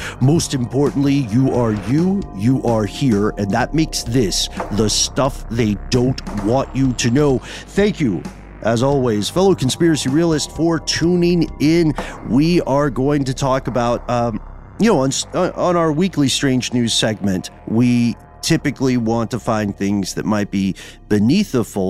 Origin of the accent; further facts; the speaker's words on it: Tennessee, United States; We're going to give you some disturbing stuff about my home state of Tennessee, which is never in the news for a good reason.